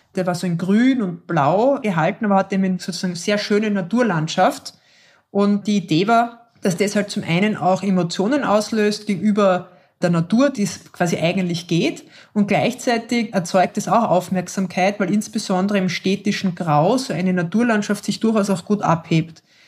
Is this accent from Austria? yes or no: yes; Austria; Bei uns in Österreich sind wir alle automatisch Organspenderinnen